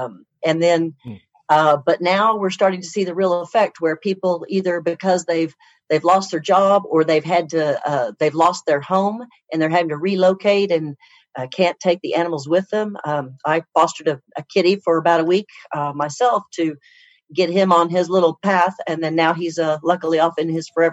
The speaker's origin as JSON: {"language": "English", "region": "Oklahoma", "country": "United States", "said": "I'm from Oklahoma, and I went to vet school at Oklahoma State University"}